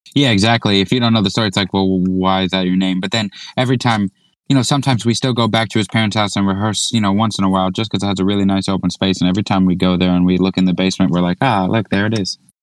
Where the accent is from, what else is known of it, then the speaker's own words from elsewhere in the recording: Orange County, New York, United States; we're from Orange County, New York, about an hour north of Manhattan